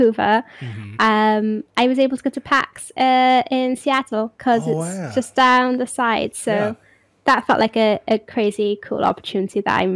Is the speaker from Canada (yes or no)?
no; hometown an hour from Cardiff, Wales, United Kingdom; I love my hometown. I think I know how fortunate I am to live in such a beautiful part of the world